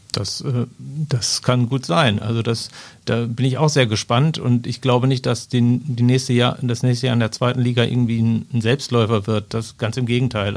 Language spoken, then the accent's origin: German; Ruhr area, North Rhine-Westphalia, Germany; ich komme zwar aus dem Ruhrgebiet